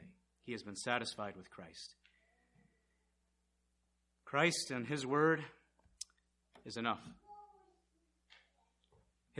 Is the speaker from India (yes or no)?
yes; India; moved away; I'm from India